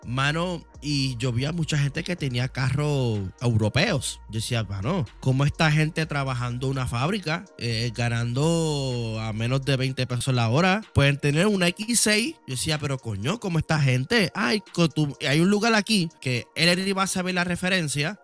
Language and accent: Spanish; Puerto Rico; moved away as an adult; now in United States; Yo viví toda mi vida prácticamente en Puerto Rico